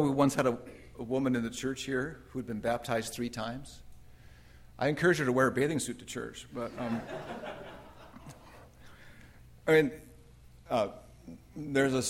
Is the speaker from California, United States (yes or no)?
yes; Redlands, California, United States; moved away; my hometown, Redlands, California